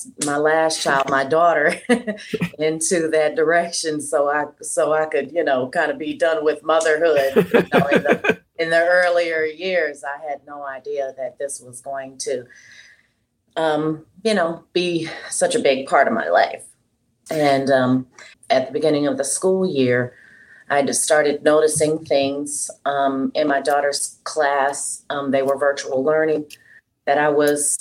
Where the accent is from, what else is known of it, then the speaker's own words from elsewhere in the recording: Houston, Texas, United States; moved away as an adult; also born or lived in Dallas; now in Las Vegas, United States; I'm originally from Houston and I'm biracial. My mom is black and my dad was white. And I lived in Houston up until in my 20s